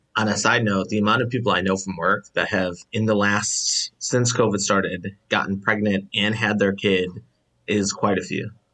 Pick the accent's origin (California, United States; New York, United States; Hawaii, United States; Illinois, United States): Illinois, United States; Chicago; I'm the only, um, person from Chicago